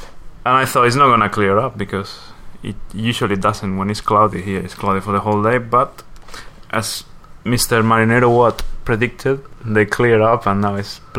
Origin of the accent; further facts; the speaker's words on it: Valencia, Valencian Community, Spain; Valencia, which is my hometown